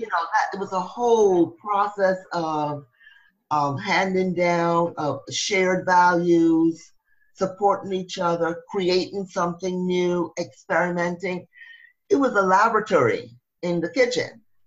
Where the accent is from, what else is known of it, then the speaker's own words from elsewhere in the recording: Barbados; moved away; I'm originally from Barbados